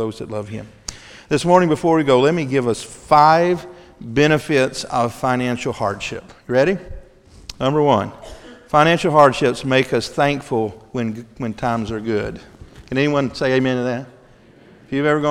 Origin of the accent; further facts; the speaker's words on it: Mississippi, United States; I'm from Mississippi